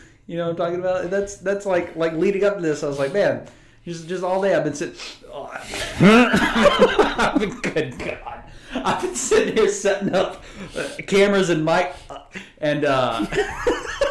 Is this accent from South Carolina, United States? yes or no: yes; Anderson, South Carolina, United States; also born or lived in Wyoming; where I grew up in South Carolina